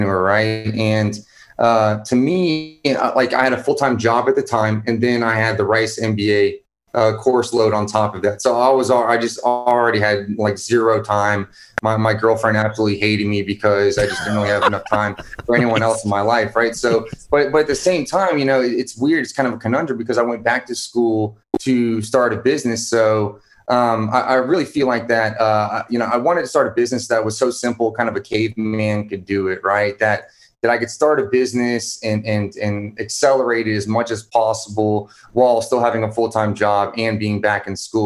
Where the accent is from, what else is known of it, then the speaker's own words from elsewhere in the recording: Houston, Texas, United States; I'm originally from Houston, Texas.